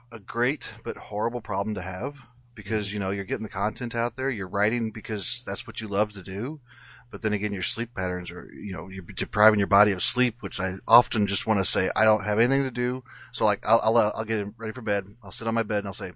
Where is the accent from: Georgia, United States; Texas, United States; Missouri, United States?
Missouri, United States; Jefferson City; I'm from Jefferson City, Missouri, so it's about 2.5 hours away.